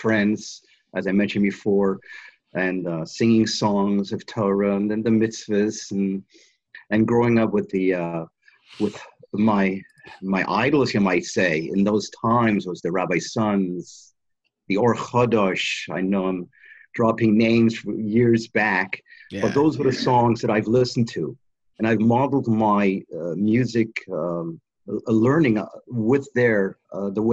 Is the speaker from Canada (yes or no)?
yes; Toronto, Ontario, Canada; moved away; I'm from Toronto, Canada, originally, and I went to cheder there